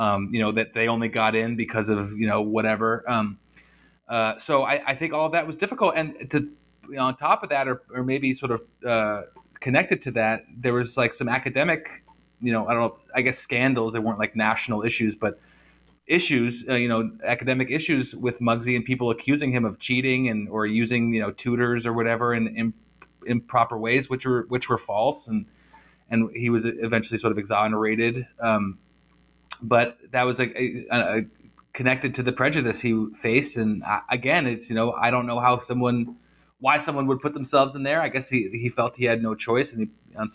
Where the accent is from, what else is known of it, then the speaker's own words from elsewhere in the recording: New Jersey, United States; As you know, I'm from New Jersey, and I went to college in the early 2000s, and it was a culture shock for me too.